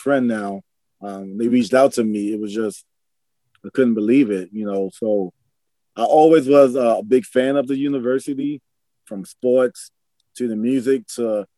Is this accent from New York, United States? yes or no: yes; New York City, New York, United States; I'm a kid of New York City. I grew up in Harlem, New York